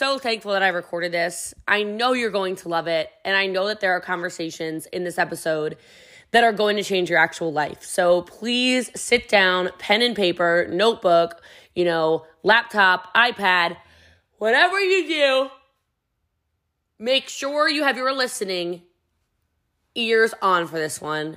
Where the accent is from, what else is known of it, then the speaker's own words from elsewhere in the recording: Middletown, Maryland, United States; also born or lived in Texas; I'm from Middletown, Maryland. I'm from like middle of nowhere country